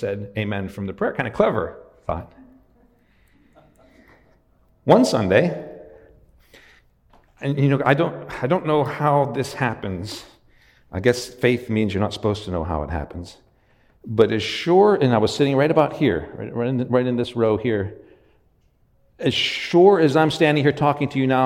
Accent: Western Pennsylvania, United States; moved away; I was raised in Western Pennsylvania.

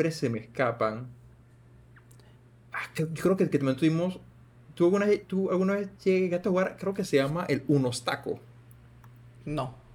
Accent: Panama; como si soy panameño

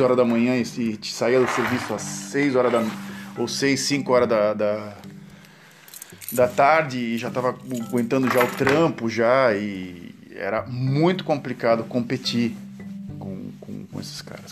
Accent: Santos, São Paulo, Brazil; also born or lived in Ipiguá, Brazil; onde eu nasci, em Santos, do dia que eu nasci até os meus 16 anos de idade

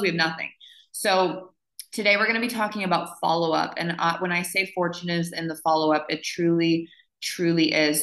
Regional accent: Montana, United States; I grew up in Montana

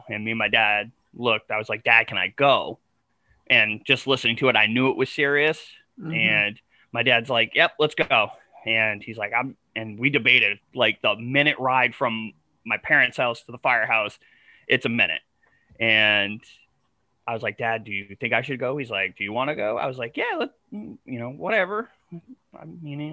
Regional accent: New Hampshire, United States; moved away; I was born and raised in New Hampshire

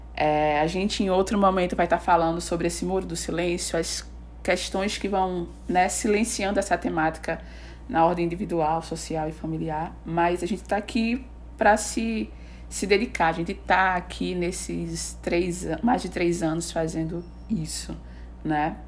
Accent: Recife, Pernambuco, Brazil; a gente é de Recife, Pernambuco

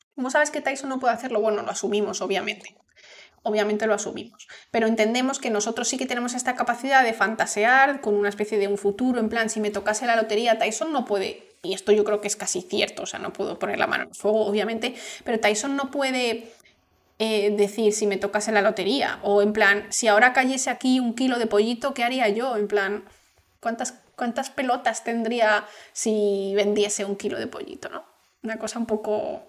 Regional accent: Spain; yo soy española

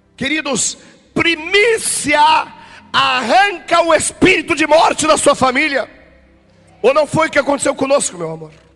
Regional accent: Rio Grande do Sul, Brazil; Eu sou gaúcho

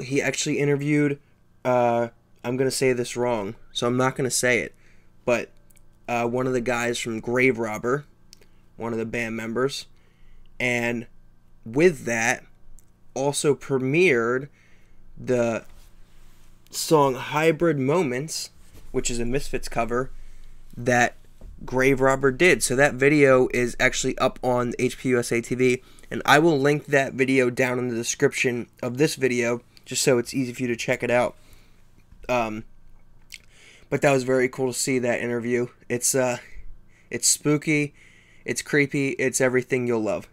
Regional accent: East Coast, United States; I'm from the East Coast

